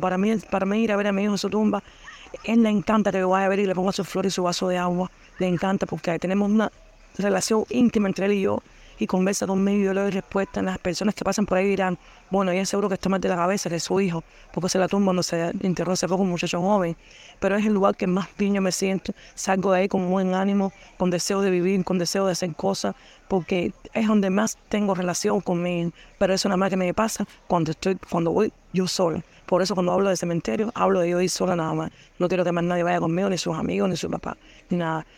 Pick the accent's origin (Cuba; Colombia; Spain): Cuba; soy cubana